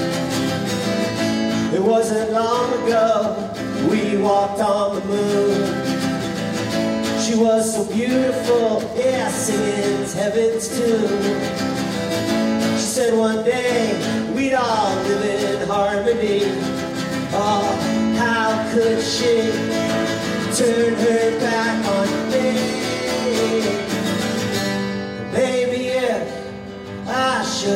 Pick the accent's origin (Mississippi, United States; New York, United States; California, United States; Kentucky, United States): New York, United States; New York City; now in Edinburgh, United Kingdom; I live here now in Edinburgh. I'm from New York City